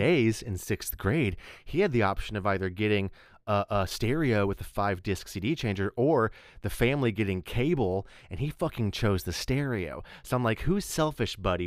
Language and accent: English; Texas Panhandle, United States; moved away as an adult; also born or lived in Chicago; I grew up in the Panhandle of Texas